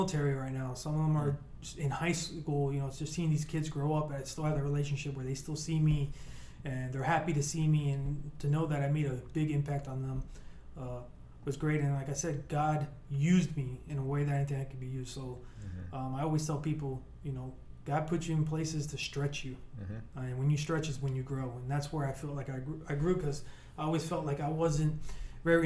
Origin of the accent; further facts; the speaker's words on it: Miami, Florida, United States; also born or lived in Cuba; the lifestyle that I grew up with, you know, growing up in Miami